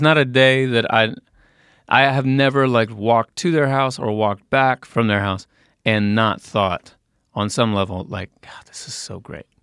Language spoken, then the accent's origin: English; Indiana, United States; moved away; from Indiana